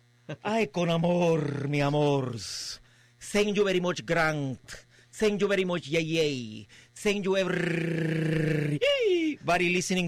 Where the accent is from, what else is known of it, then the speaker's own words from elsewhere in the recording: Trinidad, Trinidad & Tobago; Well, you know, I'm actually from Trinidad. I know that wasn't the question. I'm actually from Trinidad.